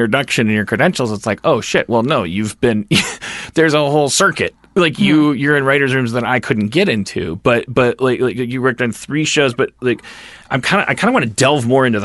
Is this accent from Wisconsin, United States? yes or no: yes; Wisconsin, United States; I'm from Wisconsin